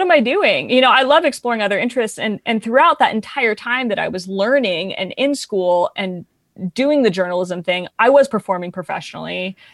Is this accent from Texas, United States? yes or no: no; San Diego, California, United States; also born or lived in Los Angeles; I grew up in San Diego performing in professional theater